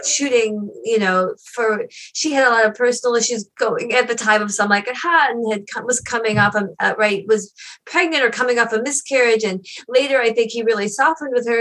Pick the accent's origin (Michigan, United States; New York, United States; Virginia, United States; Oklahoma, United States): Michigan, United States; outside of Detroit; we had a revival theater at that time near where I grew up outside of Detroit